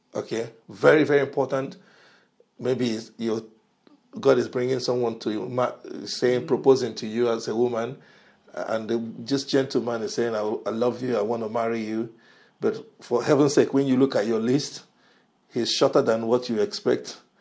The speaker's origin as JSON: {"language": "English", "country": "Nigeria", "moved": "yes", "said": "I'm originally from Nigeria"}